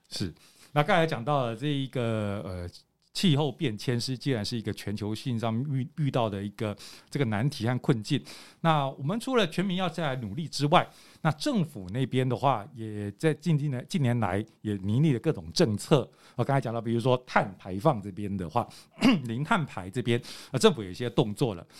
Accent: Taiwan; also born or lived in Boston, United States; 我们就是，呃，出生的这个台湾就是很热的地方

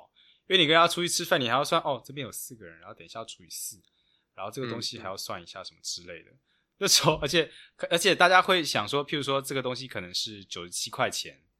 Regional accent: United States; Chinese is a second language; 对对，我就觉得哇，我美国人，我觉得美国人不可能做到这种。

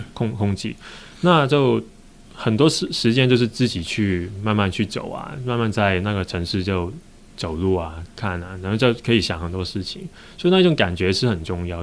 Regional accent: Hong Kong; accent: Hong Kong-accented Mandarin; Chinese is a second language; moved away as an adult; also born or lived in United Kingdom / Germany / Taiwan; 因为其实我是一个香港人

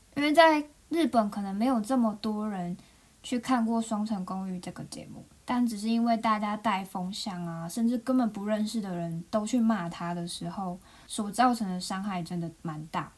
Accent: Taiwan; now in Japan; 毕竟我是个台湾人

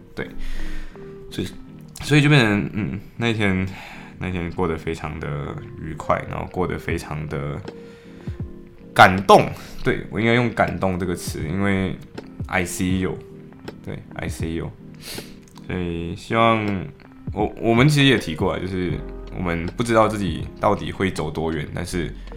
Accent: Malaysia; moved away as an adult; now in Liverpool, United Kingdom; 作为 Malaysian， 作为马来西亚人，我们的passport太强大了

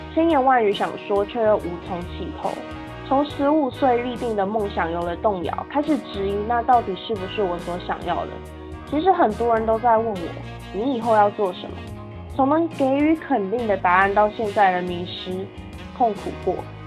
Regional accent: Taiwan; now in Kaohsiung, Taiwan; 第一次不在台湾过圣诞节跟跨年。回来之后，很努力适应台湾的生活

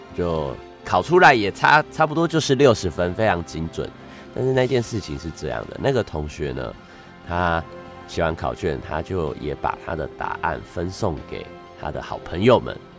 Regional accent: Taiwan; 在这个成长过程中， 呃， 我就好像在这个， 呃， 台湾社会中的每一个开开心心上学的小孩一样

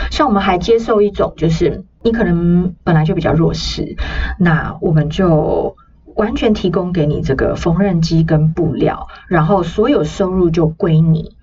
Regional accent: Taiwan; 我来自台湾

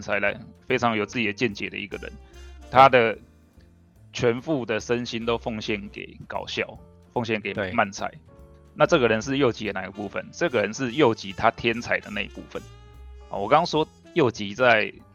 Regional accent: Taiwan; 我们台湾人

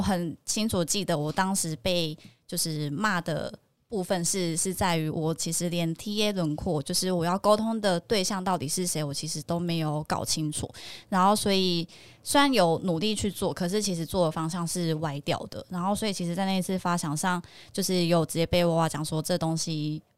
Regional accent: Kaohsiung, Taiwan; now in Taipei, Taiwan; 那因为我本身是高雄人

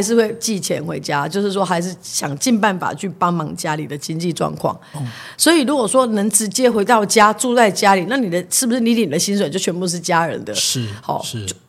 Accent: Tainan, Taiwan; moved away as an adult; now in Taipei, Taiwan; 你回去台南其实没什么社会运动可搞。哦。哦，所以还是得留在台北。哦。啊，可是我其实又很爱我的家乡

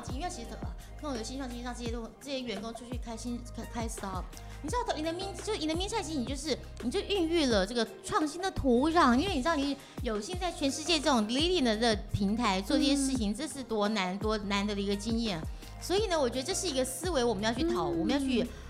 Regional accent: Taiwan; 我不是说我们我们台湾人也很会 innovation

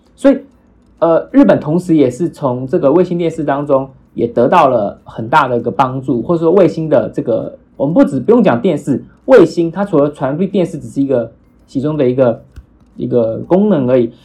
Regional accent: Taiwan; 我们台湾人

